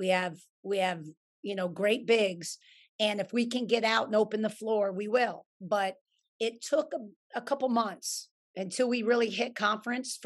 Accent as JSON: {"language": "English", "region": "New York", "country": "United States", "said": "I'm a New Yorker at heart"}